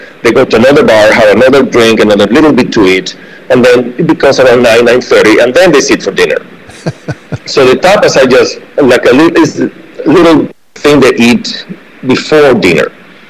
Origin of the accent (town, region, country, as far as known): Santander, Cantabria, Spain; born or raised there; now in California, United States